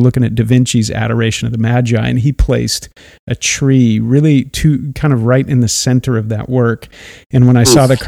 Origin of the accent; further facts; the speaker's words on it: Oregon, United States; now in Florida, United States; I'm from Oregon, now living in Florida